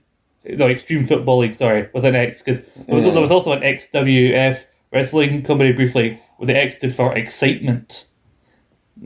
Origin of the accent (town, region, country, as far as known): England, United Kingdom